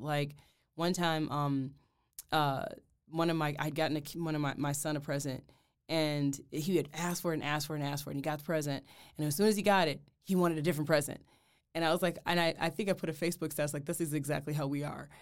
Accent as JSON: {"language": "English", "town": "Detroit", "region": "Michigan", "country": "United States", "moved": "yes", "said": "I'm originally from Detroit, Michigan"}